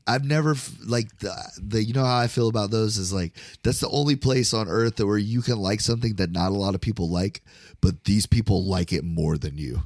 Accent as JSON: {"language": "English", "region": "Florida", "country": "United States", "said": "I'm from Florida"}